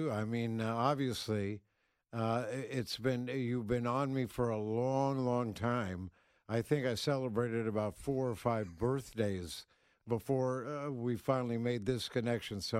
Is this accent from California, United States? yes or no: yes; San Francisco, California, United States; born there; I, I uh, uh, started out in California because I'm I was born in San Francisco